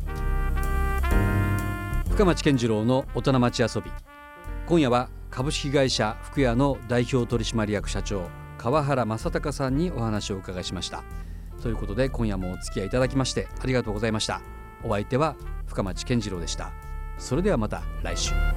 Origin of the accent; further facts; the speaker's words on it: Fukuoka, Japan; 私も福岡生まれ育ってます